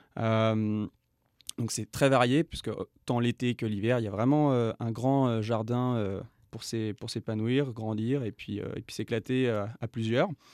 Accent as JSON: {"language": "French", "country": "France", "moved": "as an adult", "lives_now": "Yukon, Canada", "said": "je suis français, expatrié au, Yukon"}